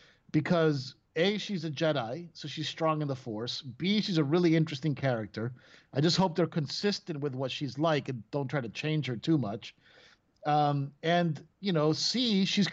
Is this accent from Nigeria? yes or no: no; Venezuela; English is a second language; moved away; I lived in Venezuela when I was growing up, which is a country, obviously, in South America